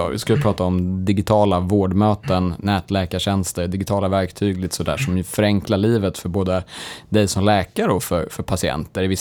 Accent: Boden, Norrbotten County, Sweden; moved away as an adult; now in Piteå, Sweden; Nej, jag är från Boden.

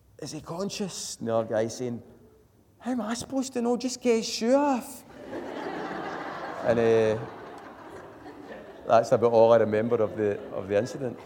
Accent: Glasgow, Scotland, United Kingdom; now in Airdrie, United Kingdom; I'm from Glasgow, so I'd never really seen a dark sky

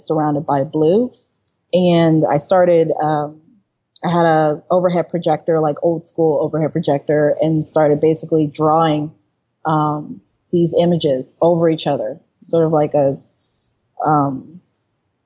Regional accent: United States; I'm an American

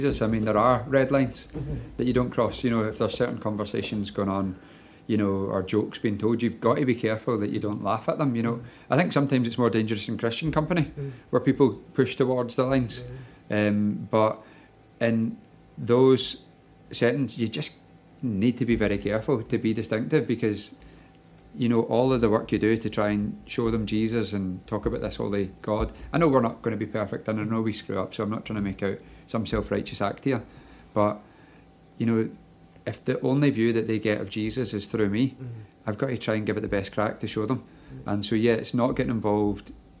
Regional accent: Glasgow, Scotland, United Kingdom; I grew up in Glasgow

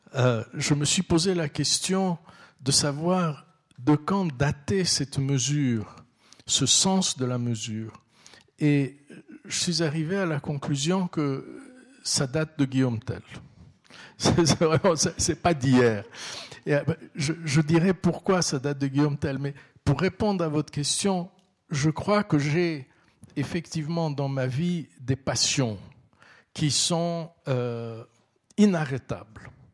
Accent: Vaud, Switzerland; also born or lived in Istanbul, Turkey; je suis vaudois

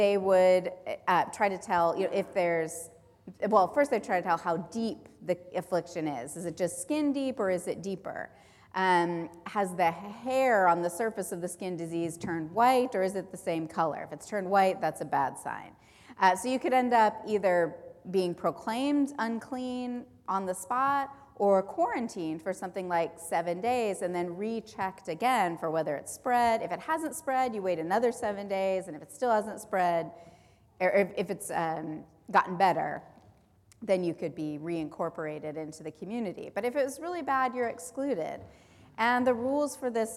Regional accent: Southern California, United States; I grew up in Southern California

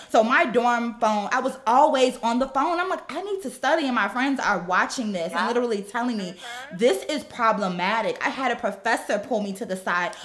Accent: Gary, Indiana, United States; moved away as an adult; also born or lived in Chicago; I was born and raised in Gary, Indiana.

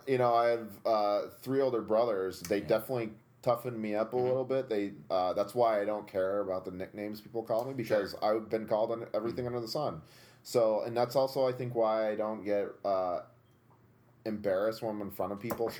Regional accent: Tunkhannock, Pennsylvania, United States; our high school mascot was a Tunkhannock tiger

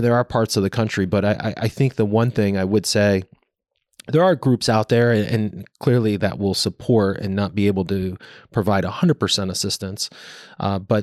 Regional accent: Connecticut, United States; growing up in Connecticut

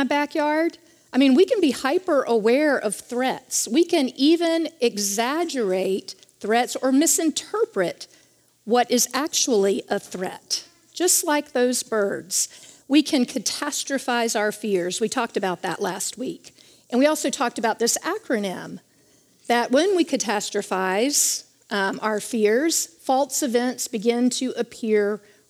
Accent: Charlotte, North Carolina, United States; I was raised in Charlotte, North Carolina

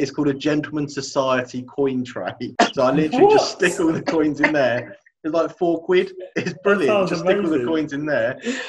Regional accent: near Croydon, London, United Kingdom; we grew up near Croydon

